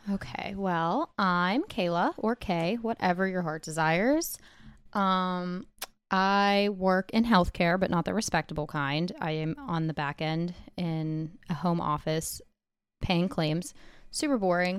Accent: Pittsburgh area, Pennsylvania, United States; I'm, like, twenty minutes from Pittsburgh, so I am from Pittsburgh

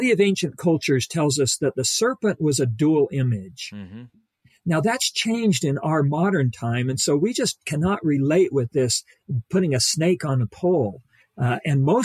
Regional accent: Ridgecrest, California, United States; now in Provo, United States; I was raised out there in Ridgecrest

